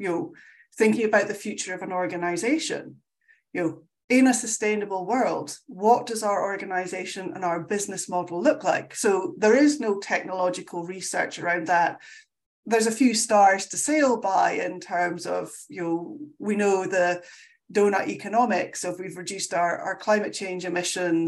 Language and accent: English; Scotland, United Kingdom; I'm Scottish. We talk very fast